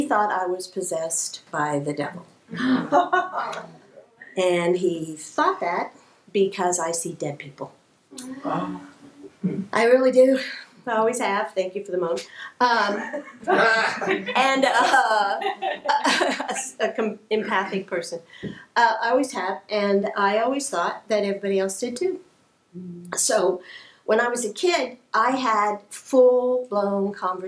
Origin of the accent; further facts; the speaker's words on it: Kansas City, Missouri, United States; I grew up in Kansas City, Missouri